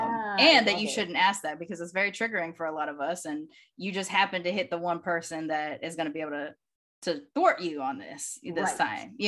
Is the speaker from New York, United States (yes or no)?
no; Long Beach, California, United States; also born or lived in Sacramento; oh, California. Well, you know, Long Beach, Sacramento. I was born in Sacramento. I grew up in Long Beach. I'm a military kid.